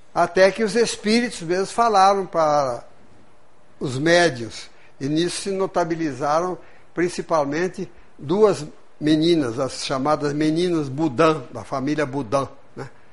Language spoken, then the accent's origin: Portuguese; Lins, São Paulo, Brazil; moved away as an adult; now in Juiz de Fora, Brazil; Estudei num colégio protestante, etc. Irmão do Grambi daqui de Juiz de Fora, lá no interior do estado de São Paulo